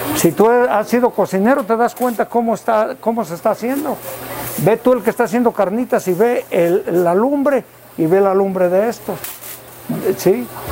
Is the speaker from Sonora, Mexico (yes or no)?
no; Ezequiel Montes, Querétaro, Mexico; vengo del pueblo de Sequil Montes. Soy queretano 100%